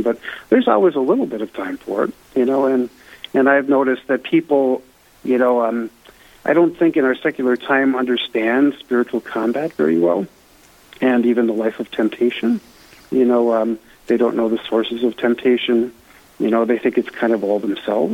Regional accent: Eveleth, Minnesota, United States; I grew up in Eveleth, Minnesota. It's a small mining town about an hour north of Duluth here

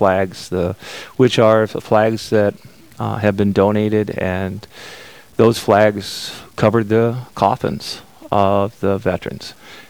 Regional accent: Miller, South Dakota, United States; now in Milbank, United States; I'm a simple country folk, born and raised in Miller, South Dakota, in a family of 9 children.

